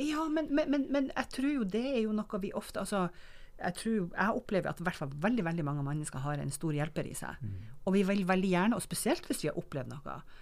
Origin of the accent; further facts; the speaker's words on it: Northern Norway, Norway; jeg som nordlending